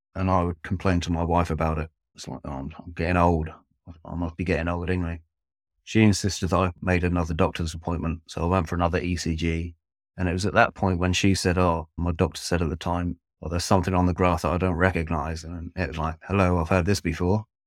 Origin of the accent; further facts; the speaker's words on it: Devon, South West England, United Kingdom; moved away as an adult; now in Norfolk, United Kingdom; I'm originally from Devon, which is in the southwest of England. I've now lived in Norfolk, which is in the east of England, for approximately thirteen years.